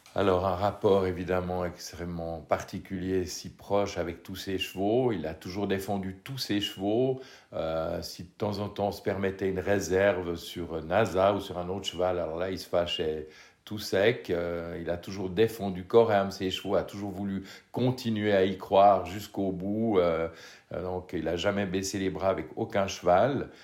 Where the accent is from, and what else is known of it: Switzerland